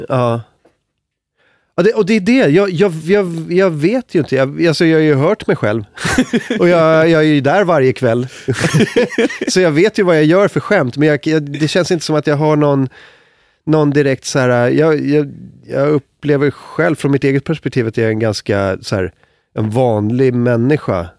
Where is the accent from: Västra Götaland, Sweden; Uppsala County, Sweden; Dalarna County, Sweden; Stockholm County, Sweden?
Stockholm County, Sweden; Stockholm; så störig stockholmare